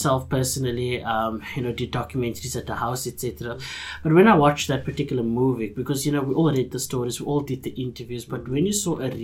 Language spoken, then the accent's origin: English; Cape Town, Western Cape, South Africa; I grew up in Bourne-Tiville, on the Cape Flats